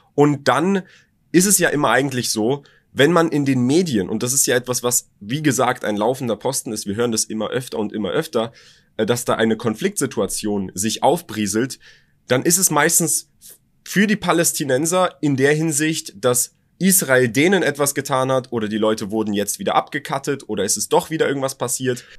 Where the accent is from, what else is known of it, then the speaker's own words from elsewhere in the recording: Berlin, Germany; Ich bin zwar in Deutschland geboren und aufgewachsen